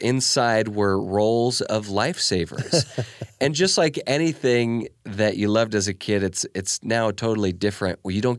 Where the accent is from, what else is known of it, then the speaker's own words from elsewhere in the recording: United States; I'm just from the United States